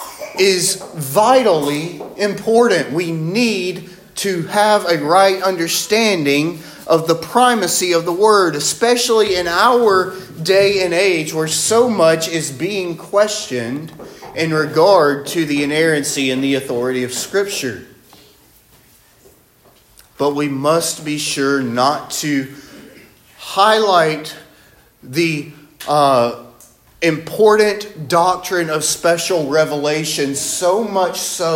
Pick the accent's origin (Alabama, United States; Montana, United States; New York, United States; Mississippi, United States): Alabama, United States; Northwest; I'm from Northwest Alabama